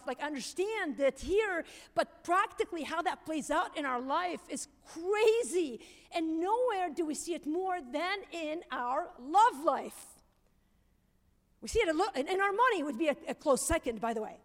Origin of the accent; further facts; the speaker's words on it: Lebanon; I'm Lebanese